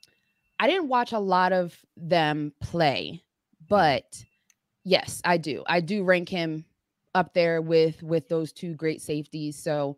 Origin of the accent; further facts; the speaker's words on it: Philadelphia, Pennsylvania, United States; But grew up, like, my grandmother, my entire family lives in West Philly.